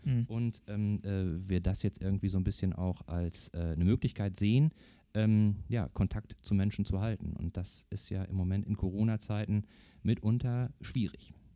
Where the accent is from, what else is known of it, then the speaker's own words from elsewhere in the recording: North Rhine-Westphalia, Germany; now in Eckernförde, Germany; Ursprünglich komme ich aus Nordrhein-Westfalen, bin dann aber ähm, Anfang der 90er Jahre von dort weg und hier in den Norden